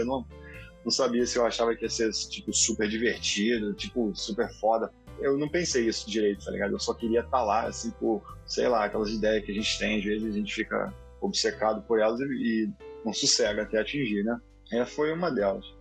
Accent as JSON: {"language": "Portuguese", "region": "Rio de Janeiro", "country": "Brazil", "tie": "born or raised there", "moved": "yes", "lives_now": "United States", "said": "sou de Guadalupe, nascido e criado, terra do rock pobre"}